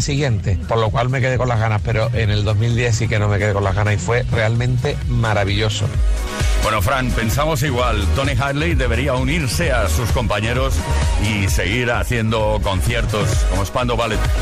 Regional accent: Málaga, Andalusia, Spain; siendo de Málaga

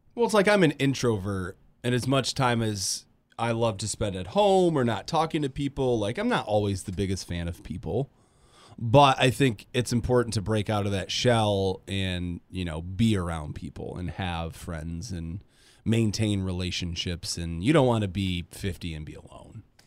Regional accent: Grand Rapids, Michigan, United States; moved away as an adult; now in Kalamazoo, United States; I'm from Grand Rapids

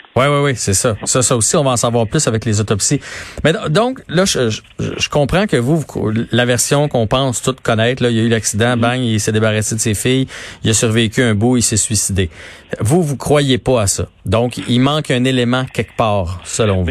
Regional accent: Quebec, Canada; tous en tant que Québécois

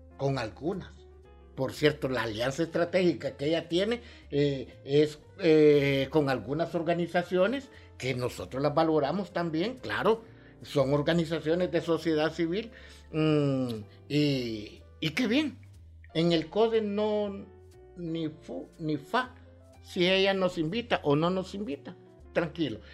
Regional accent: Ocotepeque, Honduras; now in San Pedro Sula, Honduras; mi ciudad natal, Ocotepeque

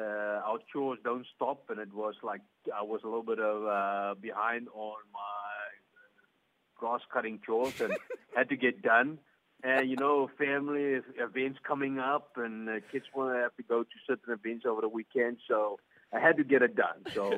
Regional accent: South Africa; now in Canada; as a South African, you're not used to this tornadoes or something

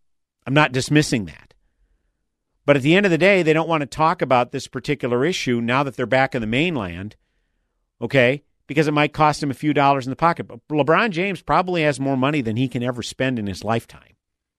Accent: Turkey; now in United States; Being a champion of tens of thousands of voiceless people in my home country carries a risk that includes death threats and arrest warrants. Earlier this year, Turkey issued an Interpol red notice to hunt me down for being a terrorist.

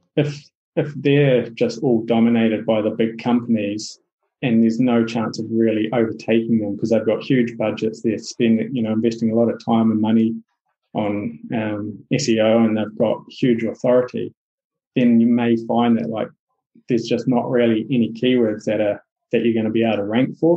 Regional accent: New Zealand; accent: Kiwi; my Kiwi accent

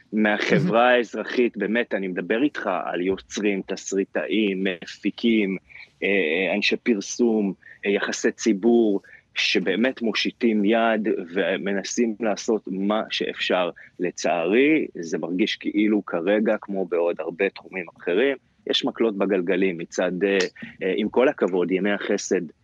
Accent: Israel; אני תופס את עצמי כ- כרגע כישראלי, כאזרח

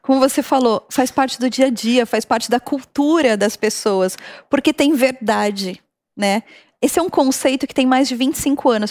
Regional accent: São Caetano do Sul, São Paulo, Brazil; saí lá de São Caetano

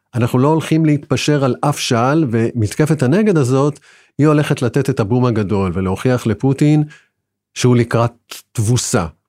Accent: Israel; אנחנו ישראלים

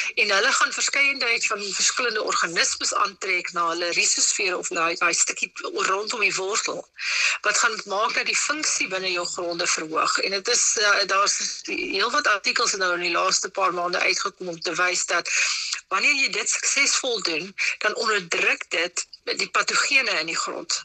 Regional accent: South Africa

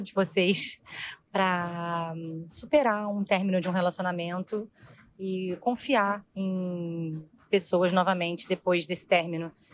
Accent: Rio de Janeiro, Brazil; sou do Rio de Janeiro, tenho 35 anos

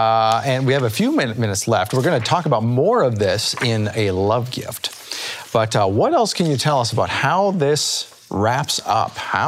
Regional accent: Canada; now in United States; I'm from Canada, and so I lived in a place where we had a lot of what they call First Nations Canadians.

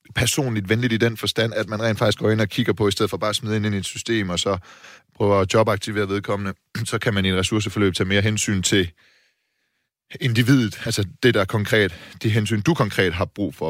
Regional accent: Silkeborg, Central Denmark Region, Denmark; now in Copenhagen, Denmark; Silkeborg, min hjemby

